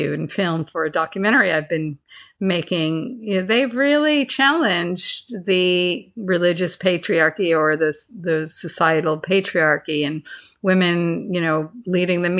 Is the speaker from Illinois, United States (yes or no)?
no; Northport, New York, United States; my hometown of North Port, Long Island